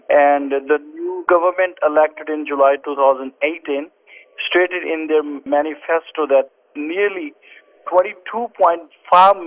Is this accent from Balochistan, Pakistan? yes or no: no; Toba Tek Singh, Punjab, Pakistan; Grace Charity's Christian school in Pakistan, in Tobatex, in my hometown.